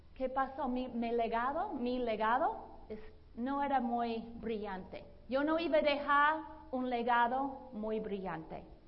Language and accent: Spanish; Boston, Massachusetts, United States; Spanish is a second language; moved away as an adult; also born or lived in Latin America / Brazil; now in Los Angeles, United States; Yo soy la mayor de cuatro hijos. Yo soy de Boston, Massachusetts. Yo aprendí limpiar nieve con muy joven